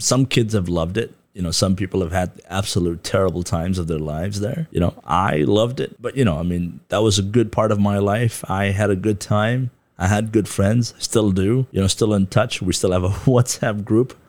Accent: Darjeeling, West Bengal, India; moved away as an adult; also born or lived in Kathmandu, Nepal / Canada; now in Taiwan; I grew up in Darjeeling, went to school there

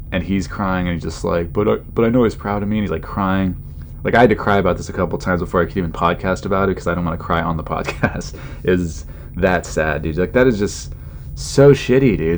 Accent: California, United States; I grew up in California

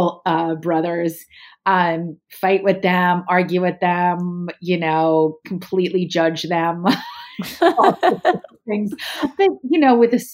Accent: right outside of Princeton, New Jersey, United States; also born or lived in San Diego, California; we grew up right outside of Princeton

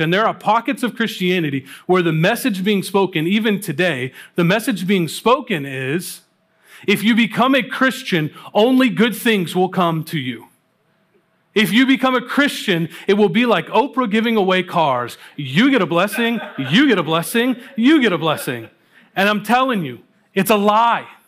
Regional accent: Kentucky, United States; moved away; I grew up in Kentucky

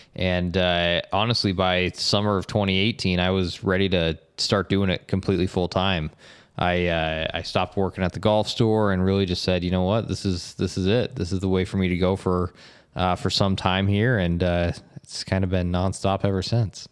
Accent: Estes Park, Colorado, United States; moved away as an adult; also born or lived in Bay Area, California; now in St. George, United States; I grew up in Colorado, in Estes Park, Colorado

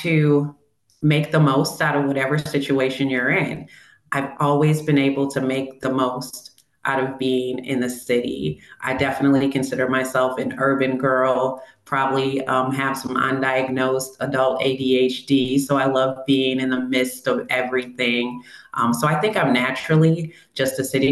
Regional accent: Milwaukee, Wisconsin, United States; I grew up on the northwest side of Milwaukee.

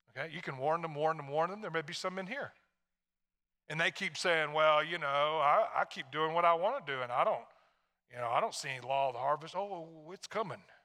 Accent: Tennessee, United States; moved away; I'm from Tennessee.

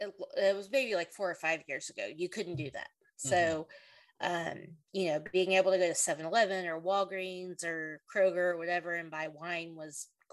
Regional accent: Oklahoma City, Oklahoma, United States; moved away as an adult; now in Fort Worth area, United States; When my parents were married, I moved around a little bit because my dad was in the Army. But for the most part, I grew up in Oklahoma City.

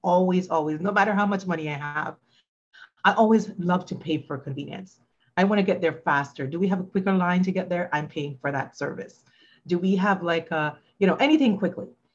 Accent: Jamaica; now in United States; I grew up in Jamaica and we used to wear uniforms to school

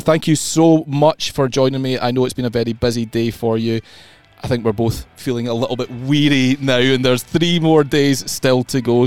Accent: Scotland, United Kingdom; as a Scot myself

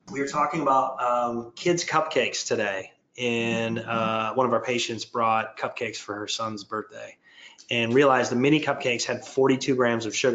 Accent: Michigan, United States; I grew up in Michigan, so you had to put more layers on.

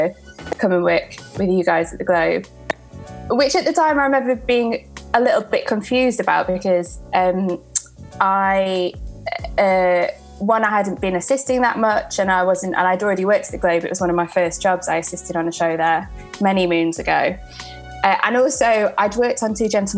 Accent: Sheffield, Yorkshire and the Humber, United Kingdom; moved away as an adult; now in London, United Kingdom

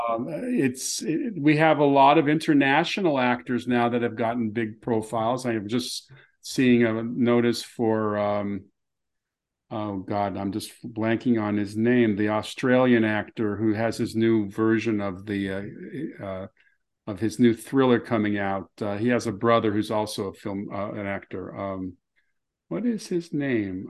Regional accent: Los Angeles, California, United States; I grew up in Beverlywood

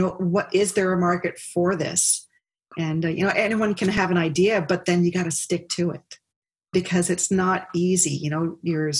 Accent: Hawaii, United States; moved away as an adult; also born or lived in Nova Scotia; now in Ottawa, Canada; growing up in Hawaii

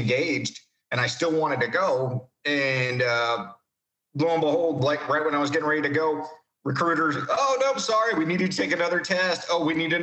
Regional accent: Palm Beach Gardens, Florida, United States; Pretty much grew up in Palm Beach Gardens, Jupiter.

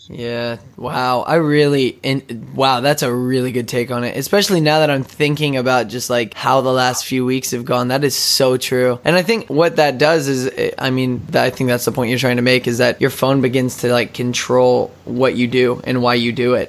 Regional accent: Odessa, Texas, United States; moved away; I'm originally from Odessa, Texas

